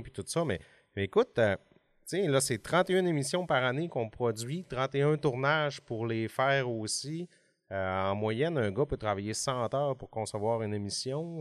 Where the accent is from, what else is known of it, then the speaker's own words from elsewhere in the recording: Alma, Quebec, Canada; j'ai 40 ans puis je viens d'Alma.